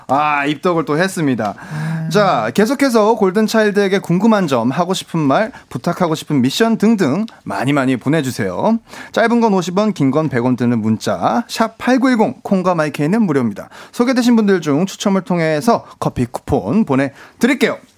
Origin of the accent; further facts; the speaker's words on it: Changwon, South Gyeongsang, South Korea; accent: Gyeongsang; also born or lived in Busan; 저는 원래 부산에서 태어나고 부산에서 자란 건 이제 창원에서 자. 아, 창원에서 네. 자랐고.